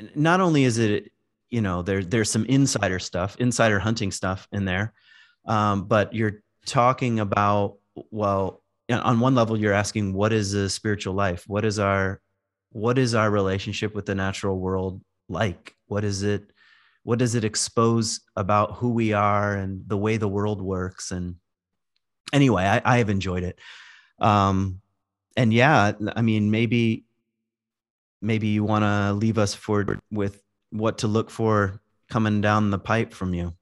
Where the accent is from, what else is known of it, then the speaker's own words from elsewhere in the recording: Virginia, United States; moved away; also born or lived in Michigan; I grew up in Virginia in the woods. I lived, when we moved to Michigan, I lived far out